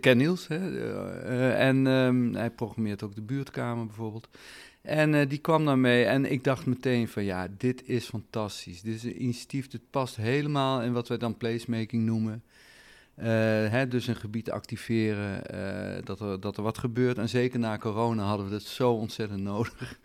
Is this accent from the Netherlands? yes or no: yes; Netherlands; wij zijn een rijk land